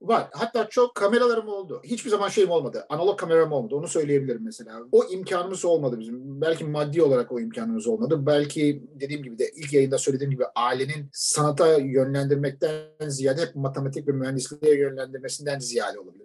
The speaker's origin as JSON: {"language": "Turkish", "country": "Turkey", "said": "biz Türk'üz."}